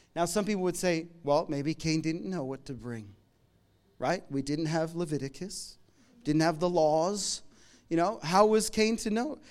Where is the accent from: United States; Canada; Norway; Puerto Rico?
Canada; now in Melbourne, Australia; I'm from Canada. We came here a, a bunch of years ago